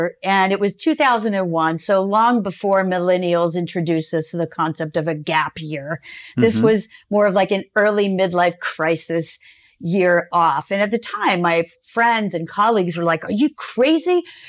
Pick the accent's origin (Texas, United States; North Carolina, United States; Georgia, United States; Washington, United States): Georgia, United States; also born or lived in Florida; I grew up in Georgia and Florida.